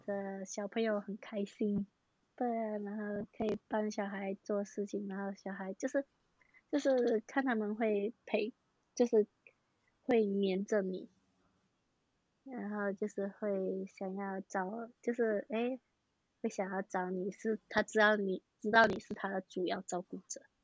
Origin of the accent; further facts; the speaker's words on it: Malaysia; now in Taiwan; 我是马来西亚人，然后读环球科技大学，读幼保科系